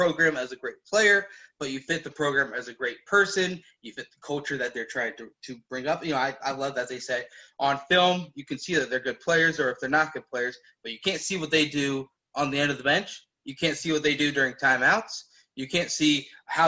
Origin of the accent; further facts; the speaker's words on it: Cincinnati, Ohio, United States; now in Indianapolis, United States; I was born in Cincinnati, raised in Cincinnati, moved to Indianapolis